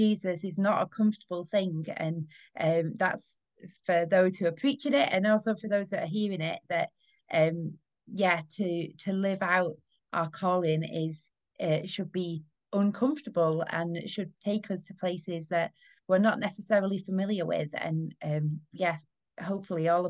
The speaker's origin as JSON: {"language": "English", "country": "United Kingdom", "said": "we as British people"}